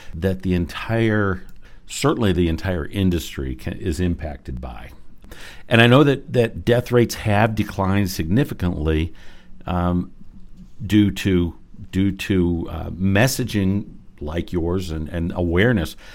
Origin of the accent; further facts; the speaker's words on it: Medina, Ohio, United States; I grew up in Medina.